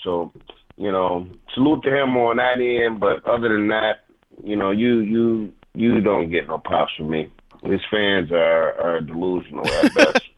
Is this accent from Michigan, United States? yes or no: yes; Detroit, Michigan, United States; also born or lived in Inkster, Michigan; I was born in Detroit, um, I grew up partially, you know, in Inkster because that's where all my family is from. But I'm from Detroit. I went to high school in Detroit